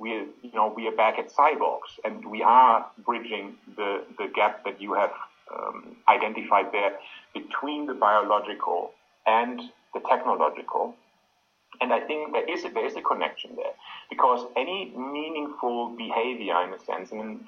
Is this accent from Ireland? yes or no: no; Australia; I'm from Australia